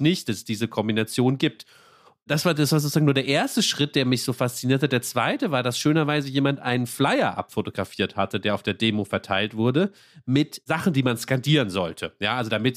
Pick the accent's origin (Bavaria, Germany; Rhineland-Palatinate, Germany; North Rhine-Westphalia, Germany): Rhineland-Palatinate, Germany; ich komme ja aus Rheinland-Pfalz